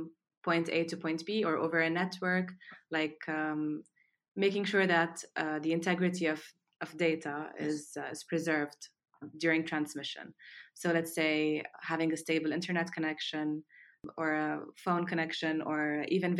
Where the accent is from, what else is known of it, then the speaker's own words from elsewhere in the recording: Lebanon; moved away; also born or lived in Australia; I'm Lebanese. I grew up in Lebanon, although I was born in Australia.